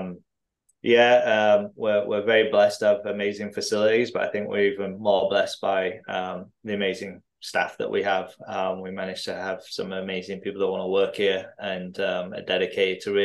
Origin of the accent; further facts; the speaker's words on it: Driffield, Yorkshire and the Humber, United Kingdom; moved away; also born or lived in Tanzania; I grew up between kind of Hull and York, out in a small town in East Yorkshire called Driffield